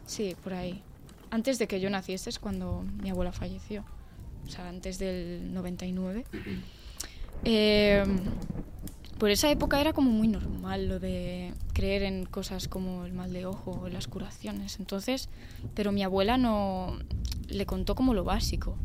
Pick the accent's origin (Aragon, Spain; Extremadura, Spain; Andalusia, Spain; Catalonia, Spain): Extremadura, Spain; mi pueblo, Extremadura, en Extremadura